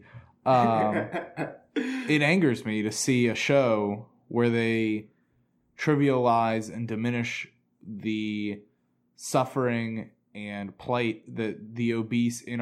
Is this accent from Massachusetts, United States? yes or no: yes; Boston, Massachusetts, United States; I'm from Boston